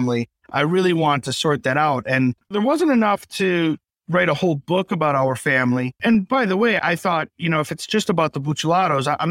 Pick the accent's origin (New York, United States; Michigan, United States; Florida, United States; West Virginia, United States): Michigan, United States; Detroit; growing up in the Detroit area on the east side